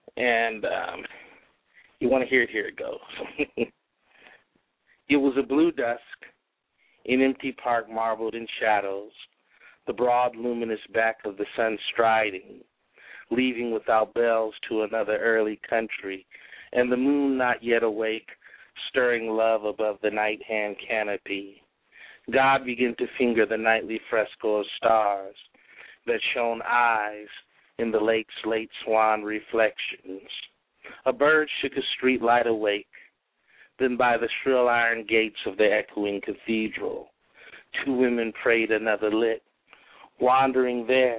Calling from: California, United States; I'm actually back in Southern California, but I was living in Fresno.

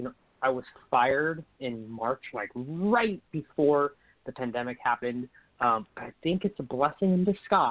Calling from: Sacramento, California, United States; I'm calling from Sacramento, California.

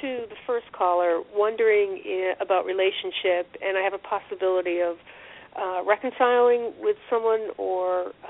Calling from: Connecticut, United States; I'm calling from Connecticut.

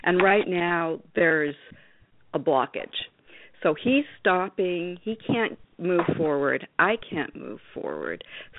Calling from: north of New York City, United States; I'm calling just north of New York City.

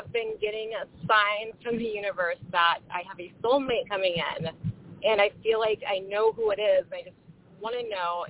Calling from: Kansas, United States; I'm calling from Kansas, and my birthday is 11/26/88.

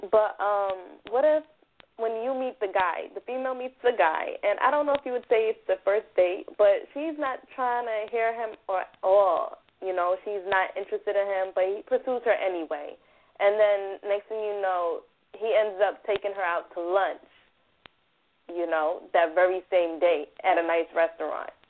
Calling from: Brooklyn, New York, United States; Um, Brooklyn.

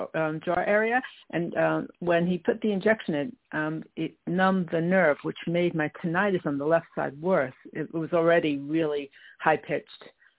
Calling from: Long Island, New York, United States; I'm calling from Long Island, New York.

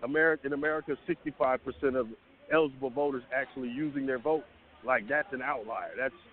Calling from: Atlanta, Georgia, United States; I'm in Atlanta, man.

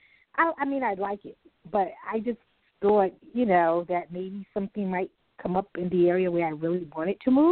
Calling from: Brooklyn, New York, United States; And I'm calling from Brooklyn.

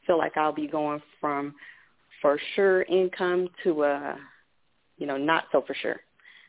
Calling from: Texas, United States; I'm calling from Texas.

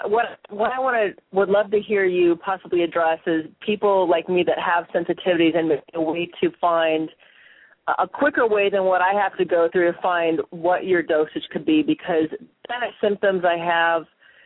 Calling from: Long Beach, California, United States; I'm calling from Long Beach, California.

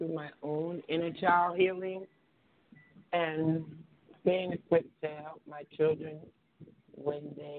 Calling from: New Jersey, United States; I'm calling from New Jersey as well.

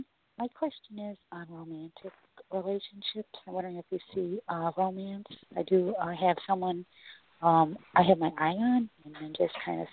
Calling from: Chicago, Illinois, United States; I'm calling from Chicago.

